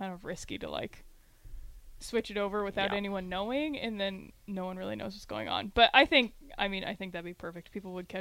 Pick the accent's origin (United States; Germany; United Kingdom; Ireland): United States; Nebraska; both of us growing up in Nebraska